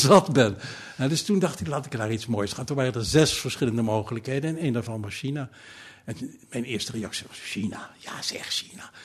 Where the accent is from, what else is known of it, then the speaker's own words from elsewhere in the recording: Wassenaar, South Holland, Netherlands; also born or lived in The Hague / Leiden; Ik ben geboren in, in, in Den Haag en eh, eh, op, op, op, eh, zesjarige leeftijd verhuisd naar Wassenaar. Wassenaar dorp hoor